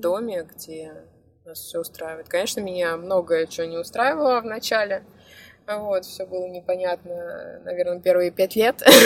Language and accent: Russian; Moscow, Russia; moved away as an adult; now in Albania; я сама из Москвы